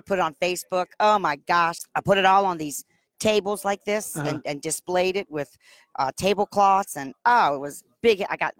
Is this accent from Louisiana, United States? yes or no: yes; New Orleans, Louisiana, United States; I'm from New Orleans.